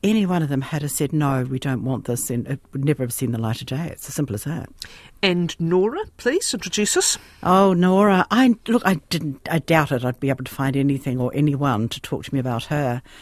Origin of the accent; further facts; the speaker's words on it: Te Awamutu, Waikato, New Zealand; moved away as an adult; also born or lived in Christchurch; now in Australia; Te Awamutu.